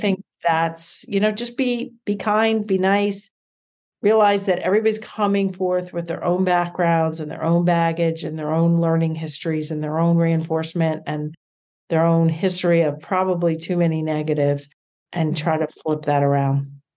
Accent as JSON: {"language": "English", "town": "Reading", "region": "Pennsylvania", "country": "United States", "tie": "born or raised there", "also_born_or_lived": "Philadelphia, Pennsylvania", "said": "we moved back to my hometown of Reading, Pennsylvania"}